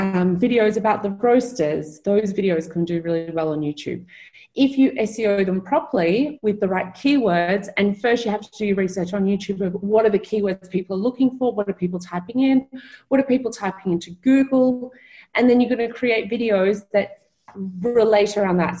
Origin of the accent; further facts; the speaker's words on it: Melbourne, Victoria, Australia; moved away; I'm from Melbourne in Australia